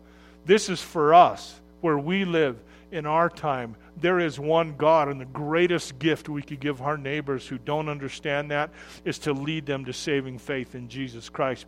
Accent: Arizona, United States; when I grew up in Arizona

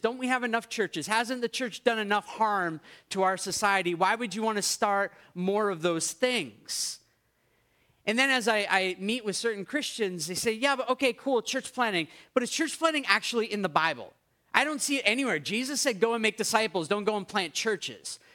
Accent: United States; now in Canada; you made fun of me for being American

